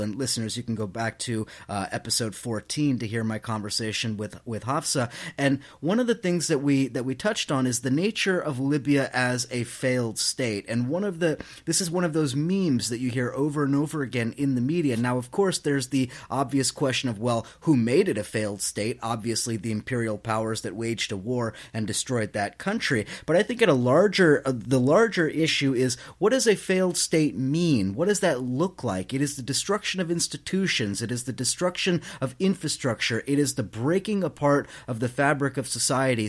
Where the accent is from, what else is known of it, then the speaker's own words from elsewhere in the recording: New York City, New York, United States; I come from New York City where bullshit is equally important